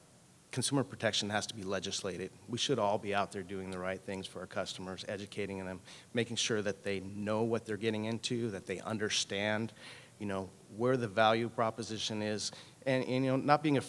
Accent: California, United States; You know, it's ironic. I come from California, and Assemblywoman Lorena Gonzalez is introducing a bill for consumer protection.

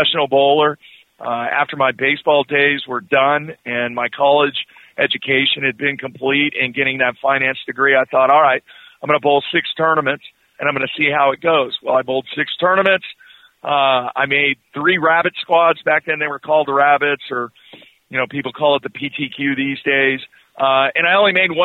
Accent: Southern California, United States; now in Oklahoma City, United States; I grew up in Southern California

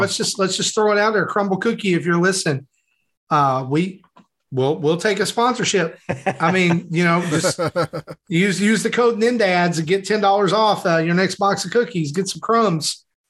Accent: the South, United States; as a person who lives in the South, the assumption for me as a Southerner

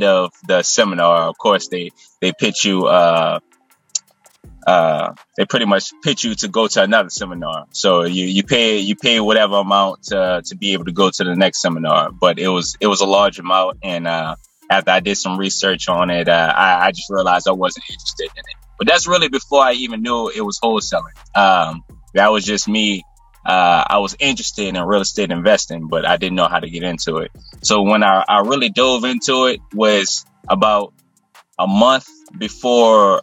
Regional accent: New Orleans, Louisiana, United States; I'm from the West Bank of New Orleans, Louisiana

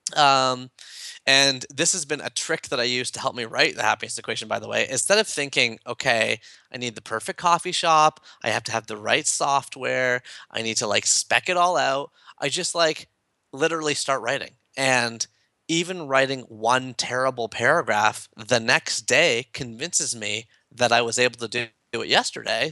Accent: Toronto, Ontario, Canada; I'm from Toronto

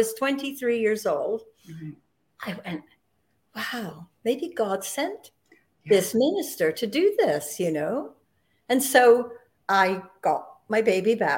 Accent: England, United Kingdom; moved away as an adult; now in Canada; I was born in England, as we've established, and that was in 1944.

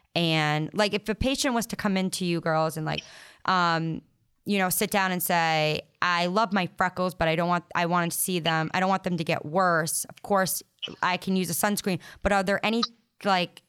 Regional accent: Rhode Island / Boston, New England, United States; accent: Rhode Island Boston accent

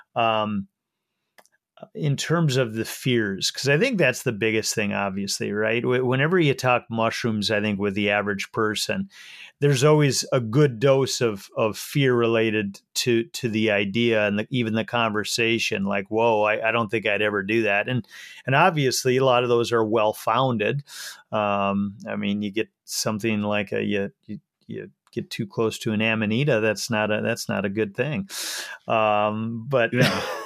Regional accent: Minnesota, United States; coming from minnesota myself you know we do a lot of ice fishing up here

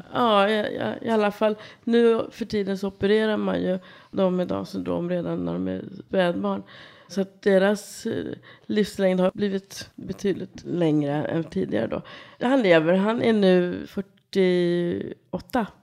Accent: Kungsängen, Stockholm County, Sweden; Jag kommer härifrån Stockholmstrakten. Kungsängen är uppfödd, norrförort tillsammans med mina syskon och föräldrar.

